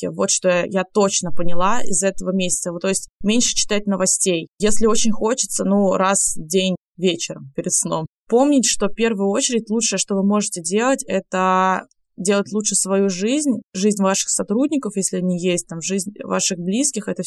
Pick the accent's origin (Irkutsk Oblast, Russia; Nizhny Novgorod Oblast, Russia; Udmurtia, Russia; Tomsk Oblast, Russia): Tomsk Oblast, Russia; Tomsk; now in Moscow, Russia; Я уехала из Томска, зачем мне возвращаться обратно? Поэтому я остаюсь пока что в Москве.